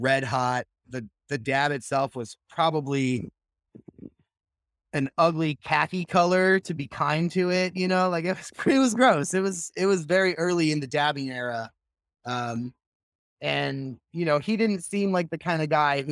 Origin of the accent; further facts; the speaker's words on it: just outside Chicago, Illinois, United States; moved away as an adult; also born or lived in Santa Rosa, California; now in California, United States; I grew up just outside Chicago, about 30 minutes west of the city in the suburbs.